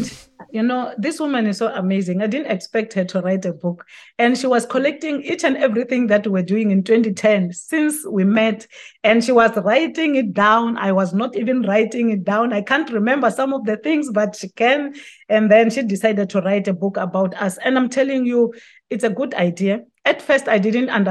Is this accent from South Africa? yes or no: yes; South Africa; people in my home country